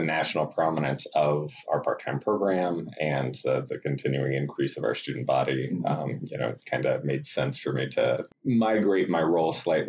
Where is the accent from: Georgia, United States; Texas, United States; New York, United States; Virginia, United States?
Georgia, United States; Athens; moved away; I'm from Athens, Georgia.